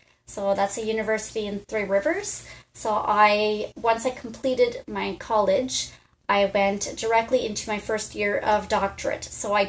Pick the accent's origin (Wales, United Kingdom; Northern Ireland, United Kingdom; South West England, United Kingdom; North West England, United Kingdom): South West England, United Kingdom; Bristol; So I'm from Bristol and back to the Pontiac now